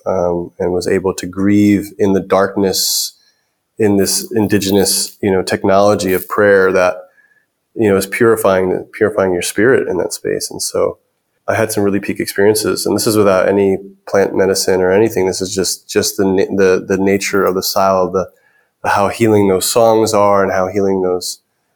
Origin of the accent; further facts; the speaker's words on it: New York City, New York, United States; I grew up in New York City